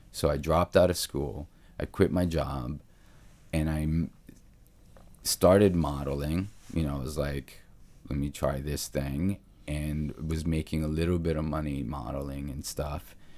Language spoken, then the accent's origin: English; New York, United States; also born or lived in Naples; I grew up in New York in the eighties